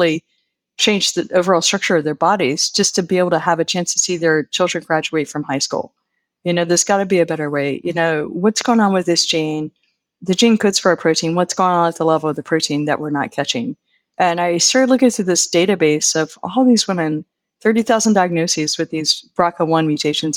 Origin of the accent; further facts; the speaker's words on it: Virginia Beach, Virginia, United States; moved away as an adult; also born or lived in Blacksburg, Virginia / State College, Pennsylvania; now in Pennsylvania, United States; I'm originally from Virginia Beach, Virginia, that sort of area, the Norfolk area